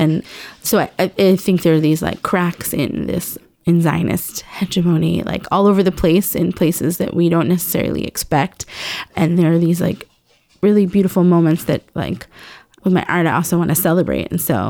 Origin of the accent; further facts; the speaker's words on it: New York City, New York, United States; I grew up in the East Village, West Village, like art was kind of just everywhere. This is in the 80s.